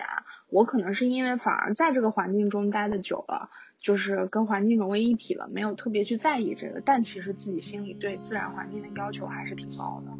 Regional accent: Xinjiang, China; 我小时候在新疆吃到的羊肉太好

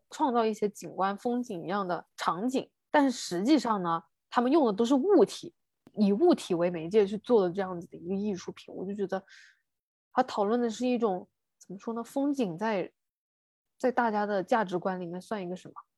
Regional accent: China; 我们中国人如此地乐观啊

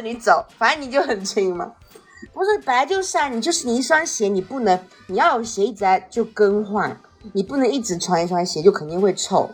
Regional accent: Fujian, China; 跟我们福建人这么像

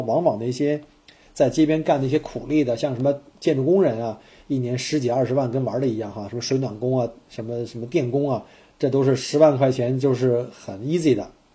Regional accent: China; now in Australia; 我们都是来自于这个特别节省的国家

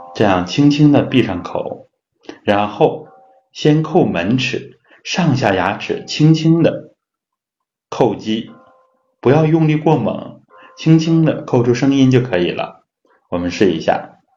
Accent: China; 我们中国人呢有牙病的人很多啊

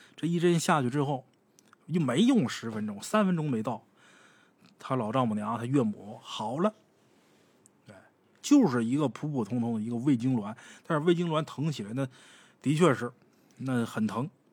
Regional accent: Northeast China, China; 咱们东北人

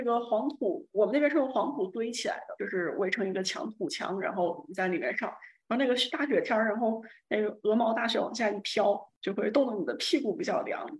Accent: Dingcun, Shanxi, China; 然后我老家是。是山西南部的一个小县城，就是一个小村落。

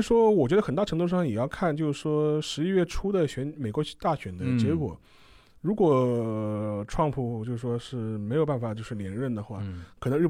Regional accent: China; 我们中国人

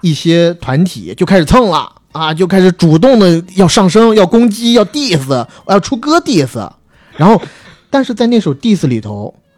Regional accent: China; 我们作为中国人，基本上都是听得懂的

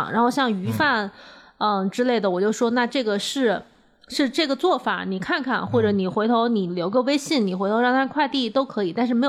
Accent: Beijing, China; 它要打车大概二十分钟，就对我们北京人来讲，这个距离很近。

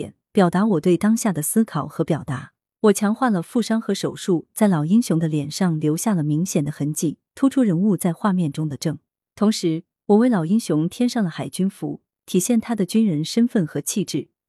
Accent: Guangdong, China; 他和我都是潮汕人，他有一位烈士战友的陵墓，就在我小时候上学的必经之路上，上面有一个红五星。

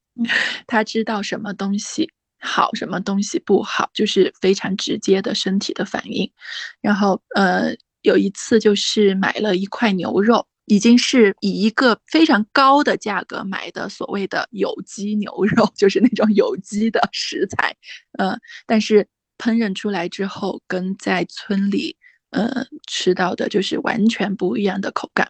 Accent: Weishan, Yunnan, China; moved away as an adult; also born or lived in Kunming; 我的老嗯。家是那个大理微商

